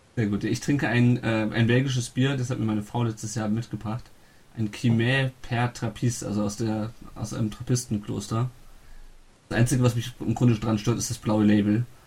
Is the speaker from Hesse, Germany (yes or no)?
yes; Kassel, Hesse, Germany; moved away; ich komme aus Kassel